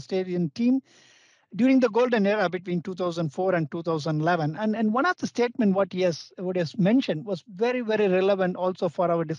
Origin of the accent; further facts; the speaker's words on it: India; Being an Indian